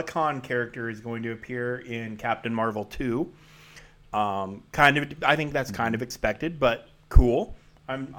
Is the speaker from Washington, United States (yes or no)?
yes; Washington, United States; we're from the Evergreen State